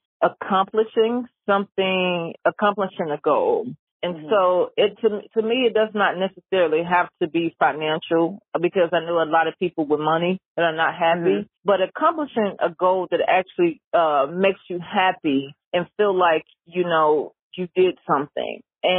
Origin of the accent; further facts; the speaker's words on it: Memphis, Tennessee, United States; now in Atlanta, United States; I moved to Atlanta. I came from Memphis and I moved to Atlanta.